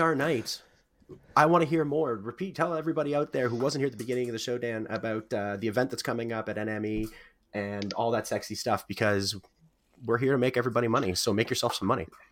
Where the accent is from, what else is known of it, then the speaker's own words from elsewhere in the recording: the Maritimes, Canada; We're from the Maritimes